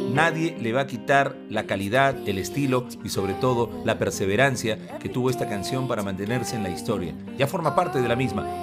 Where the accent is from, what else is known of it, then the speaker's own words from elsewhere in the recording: Peru; nos enviaron a representar a Perú como uno de los invitados de la prensa peruana